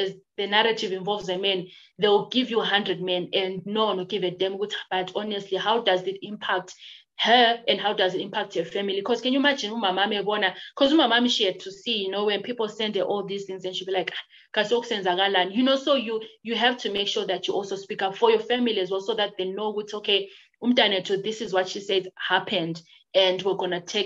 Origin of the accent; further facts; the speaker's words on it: Bulawayo, Zimbabwe; also born or lived in Plumtree; I was born in Plumtree and I stayed in Plumtree since I was born, and we lived, I think, when I was grade two, and I've lived in Bulawayo for until now